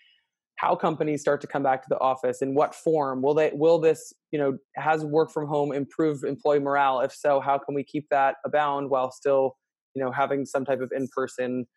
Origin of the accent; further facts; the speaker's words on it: Glen Rock, New Jersey, United States; moved away as an adult; now in New York City, United States; I'm from Glen Rock, New Jersey. I live in New York City